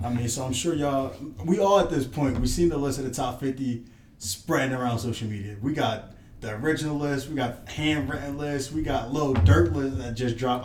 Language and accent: English; East Coast, United States; I'm from the East Coast